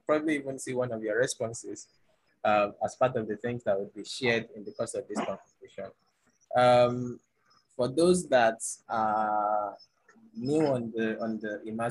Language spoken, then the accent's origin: English; Nigeria; I'm an African, I'm a Nigerian, and I'm a millennial